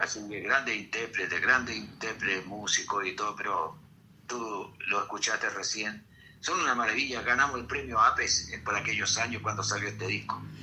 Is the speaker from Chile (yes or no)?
yes; Chile; somos los folcloristas de Chile